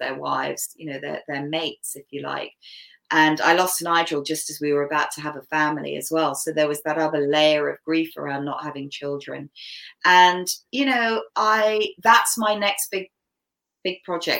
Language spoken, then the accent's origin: English; Canada; first language English; my native language is English because I was born in Canada. I was brought up here.